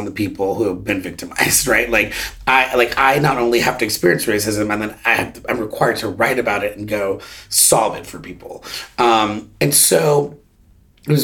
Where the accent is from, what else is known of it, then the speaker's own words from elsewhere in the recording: Bay Area, California, United States; moved away; also born or lived in New York; I was raised in the Bay Area